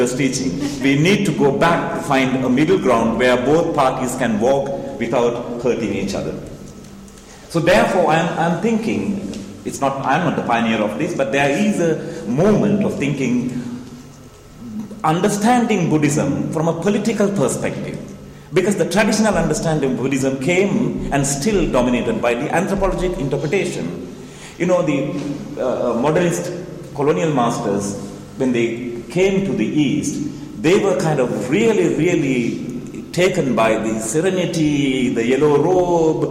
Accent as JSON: {"language": "English", "country": "Sri Lanka", "said": "I'm from Sri Lanka"}